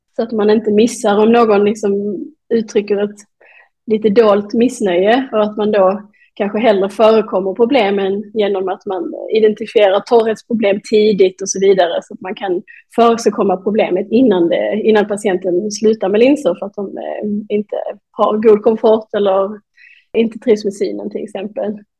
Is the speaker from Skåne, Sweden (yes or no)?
yes; Malmö, Skåne, Sweden; moved away as an adult; also born or lived in Denmark / Norway; då har jag flyttat tillbaka till Malmö där jag kommer ifrån